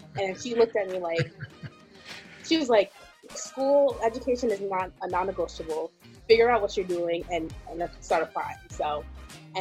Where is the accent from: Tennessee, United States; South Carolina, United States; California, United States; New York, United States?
New York, United States; being Ghanaian, being brought up in New York. Um, I actually live a little bit outside of uh, the city in Rockland, so being brought up in more of like the suburbs suburbs area